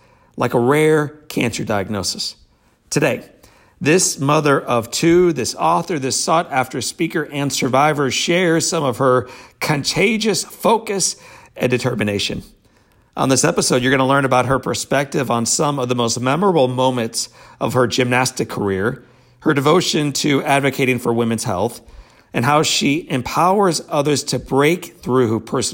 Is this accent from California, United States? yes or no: no; Missouri, United States; That's my home state.